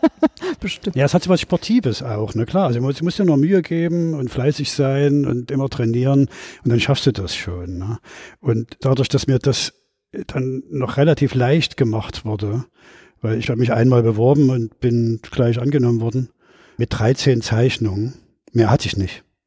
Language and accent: German; Leipzig, Saxony, Germany; Ich bin 1959 in Leipzig geboren